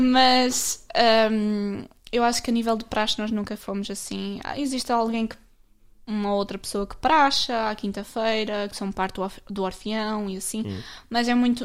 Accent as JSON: {"language": "Portuguese", "country": "Portugal", "said": "Eu sou do Alvar, portanto, Alvar."}